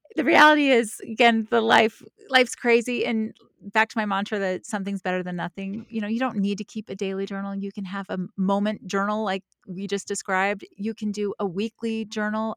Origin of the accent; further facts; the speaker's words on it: the South, United States; I'm from the South.